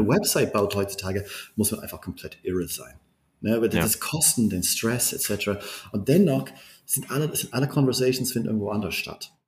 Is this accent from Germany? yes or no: yes; Berlin, Germany; Ich bin, ich bin Berliner